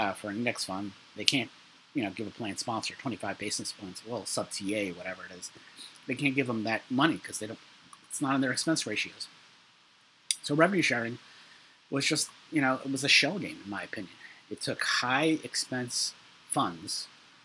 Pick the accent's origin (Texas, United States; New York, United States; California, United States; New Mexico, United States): New York, United States; New York City; I'm from Brooklyn